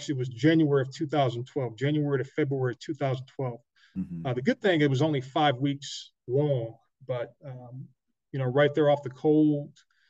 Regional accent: Buffalo, New York, United States; moved away; also born or lived in Michigan / Granite City, Illinois; And I'm originally from Buffalo, New York.

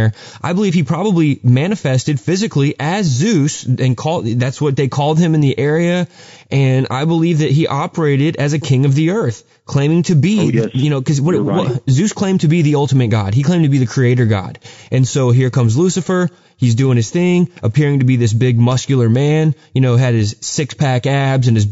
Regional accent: Texas, United States; I grew up in Texas

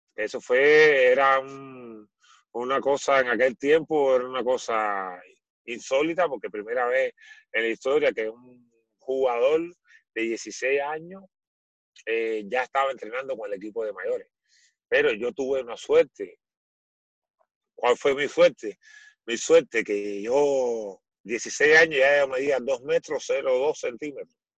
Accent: Cuba; born or raised there; moved away as an adult; now in Chile

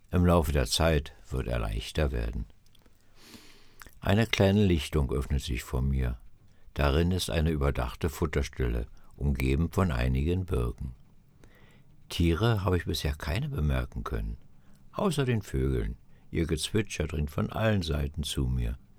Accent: Berlin, Germany; Ich bin ein Stadtjunge, aufgewachsen in den Hinterhöfen Berlins.

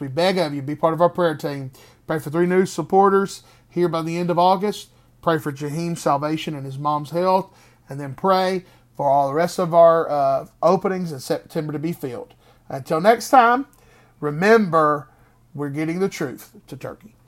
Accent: Greensboro, North Carolina, United States; Greensboro, North Carolina, my hometown, my home city.

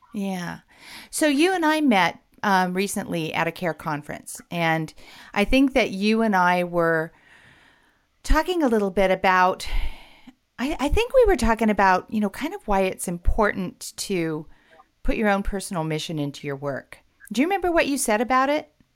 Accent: West Coast, United States; I'm from the West Coast

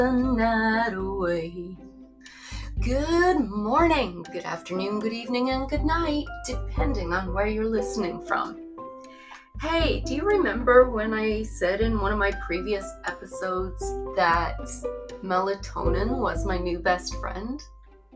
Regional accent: Newfoundland and Labrador, Canada; I grew up in Newfoundland.

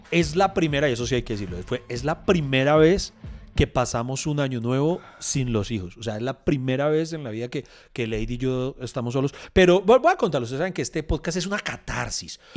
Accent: Bogotá, Colombia; bueno, soy muy rolo, muy vacaciones.

